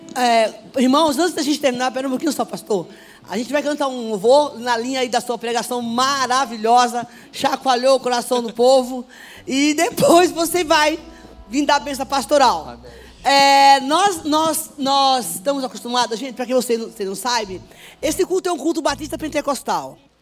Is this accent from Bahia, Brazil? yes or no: yes; Bahia, Brazil; Sou baiana